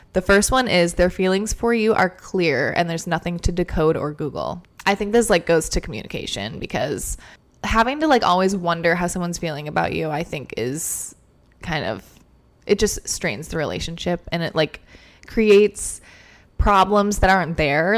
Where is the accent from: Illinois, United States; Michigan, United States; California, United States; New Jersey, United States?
Michigan, United States; moved away; we're both from Michigan, so we were going home for like a month